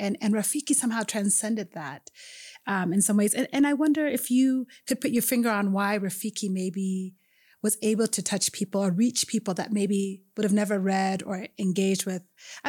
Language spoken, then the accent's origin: English; Ethiopia; even as an Ethiopian, I, you know, I didn't grow up in Kenya, but I grew up in Ethiopian churches